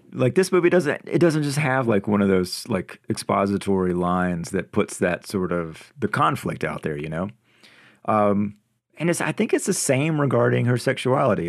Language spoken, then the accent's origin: English; North Carolina, United States; me growing up in North Carolina in a small town.